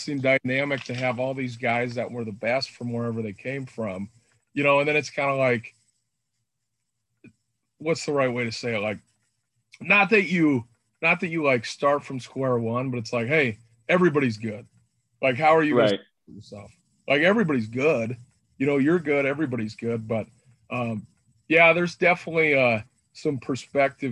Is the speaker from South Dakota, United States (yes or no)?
yes; South Dakota, United States; I'm from South Dakota, big outdoors guy. So I grew up hunting, fishing